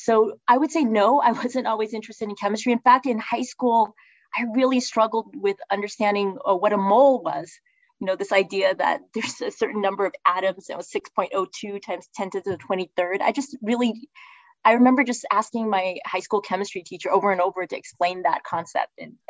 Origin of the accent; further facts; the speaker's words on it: Texas, United States; born there; I was born in Texas, right?